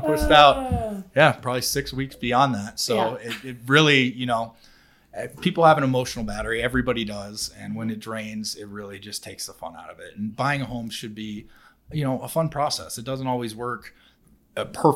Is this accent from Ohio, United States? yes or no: yes; Columbus, Ohio, United States; moved away; I am from Columbus, Ohio